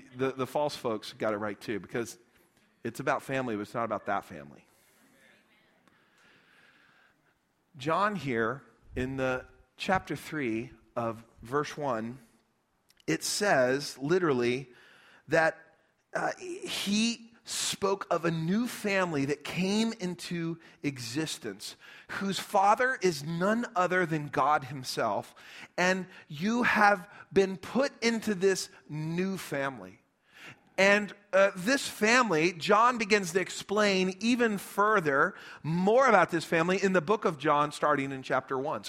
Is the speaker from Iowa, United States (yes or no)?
no; Lubbock, Texas, United States; also born or lived in Midland, Texas; We grew up in Lubbock, met in Lubbock, but we're all from around West Texas